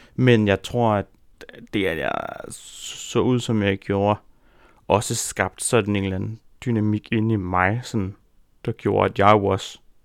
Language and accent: Danish; Rudkøbing, Southern Denmark, Denmark; jeg voksede op i Rudkøbing på Langeland